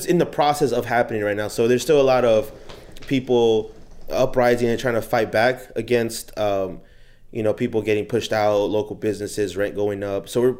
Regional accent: Inglewood, California, United States; Inglewood, California.

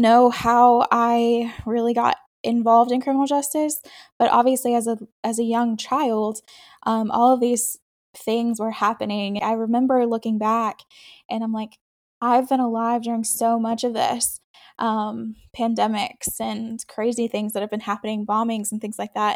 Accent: Texas, United States; born or raised there; also born or lived in upstate New York

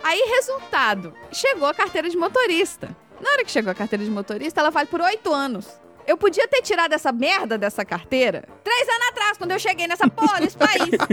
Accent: Brazil; now in United States; nós dois somos brasileiros

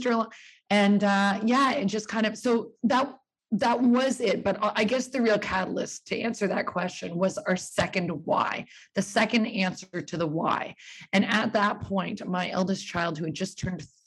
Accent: Burlington, Ontario, Canada; moved away as an adult; also born or lived in New York, United States / Australia; I was born in Burlington, Ontario, and that's where I live right now

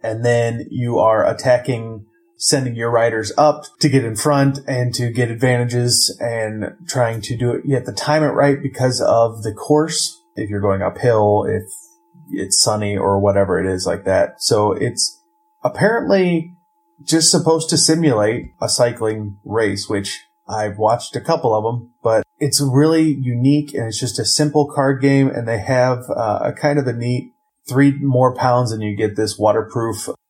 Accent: Ohio, United States; I'm from Ohio.

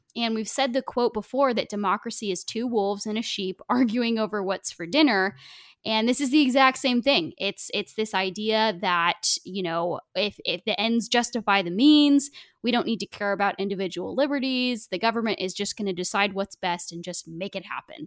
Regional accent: Oregon, United States; I grew up in Oregon

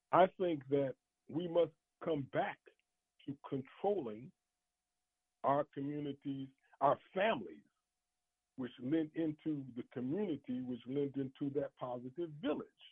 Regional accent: Chicago, Illinois, United States; growing up in Chicago in the early 60s

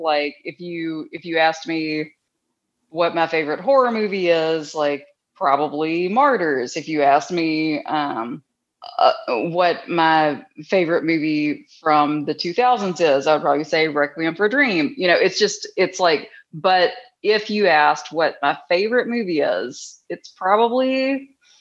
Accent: Mississippi, United States; I'm still from Mississippi

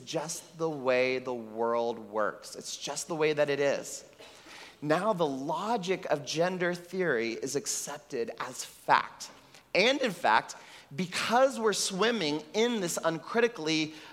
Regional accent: Texas, United States; now in Puerto Rico; I grew up in Texas

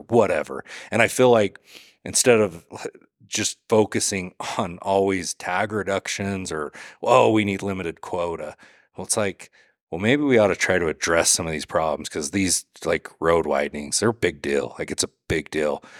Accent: Utah, United States; now in Southeast Idaho, United States; I grew up in Utah, I live in Idaho now

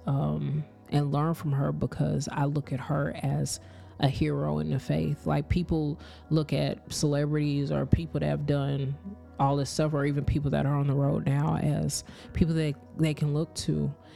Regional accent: Kansas, United States; I grew up in Kansas, but my parents are from Lakeland, Florida.

